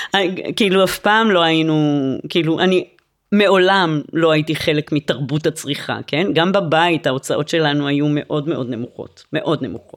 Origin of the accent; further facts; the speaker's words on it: Jerusalem, Jerusalem District, Israel; אני גדלתי בירושלים וטיילתי באזור יהודה ושומרון בנערותי